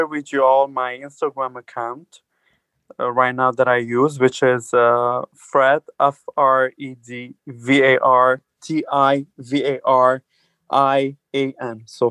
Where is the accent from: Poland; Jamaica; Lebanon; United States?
Lebanon; moved away as an adult; now in Canada; I'm born and raised in Lebanon, but I'm originally Armenian.